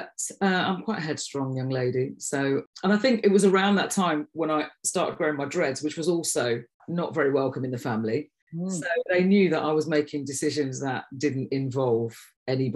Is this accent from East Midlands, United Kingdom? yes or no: yes; Derby, East Midlands, United Kingdom; moved away; also born or lived in Nottingham; And then we moved to Derby when I was 9. And that's probably where most of my memories are, because I was a teenager there.